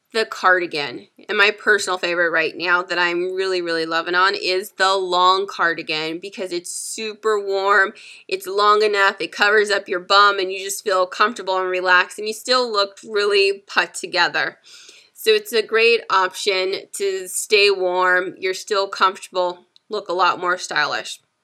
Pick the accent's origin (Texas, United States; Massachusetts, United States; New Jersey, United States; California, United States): California, United States; San Diego; I am from San Diego, California